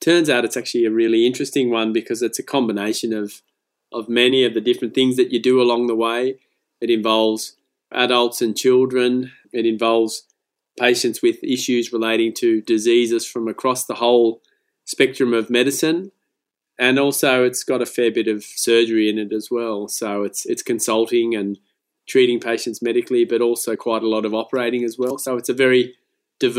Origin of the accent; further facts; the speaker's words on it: Lismore, New South Wales, Australia; I grew up in Lismore, so it's obviously not in the big city